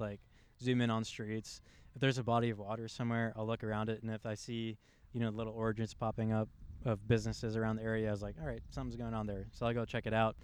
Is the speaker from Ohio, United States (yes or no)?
yes; West Chester, Ohio, United States; I grew up in Westchester